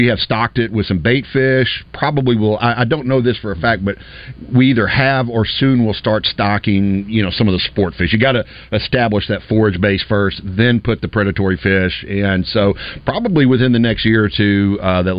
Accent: Pine Bluff, Arkansas, United States; I grew up in Pine Bluff

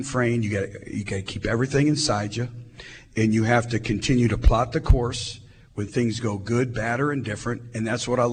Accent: Michigan, United States; moved away; I grew up in Michigan

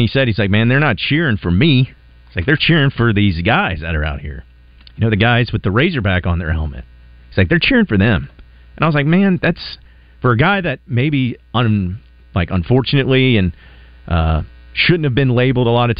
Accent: Arkansas, United States; we're here in Arkansas and, you know, I grew up here in Arkansas.

